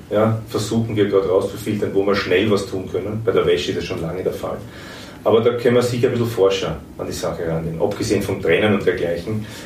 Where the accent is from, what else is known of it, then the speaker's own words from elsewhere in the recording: Austria; wo man schon zwar mit zuckt als Österreicher und sagt, ui